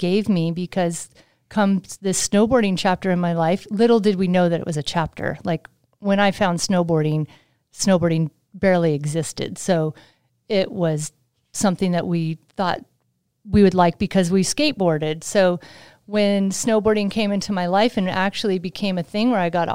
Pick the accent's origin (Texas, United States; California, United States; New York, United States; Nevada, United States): California, United States; Sacramento; also born or lived in Utah; I'm from the Sacramento area in Northern California